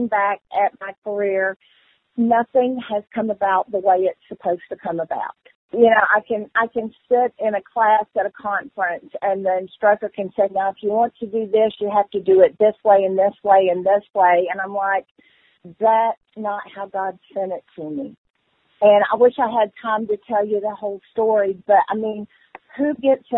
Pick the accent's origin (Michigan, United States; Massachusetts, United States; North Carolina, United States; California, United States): North Carolina, United States; I was from North Carolina